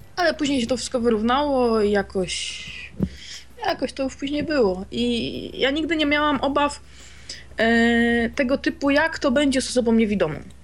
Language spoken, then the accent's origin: Polish; a small town near Wrocław, Lower Silesian Voivodeship, Poland; ja jestem z małej miejscowości spod Wrocławia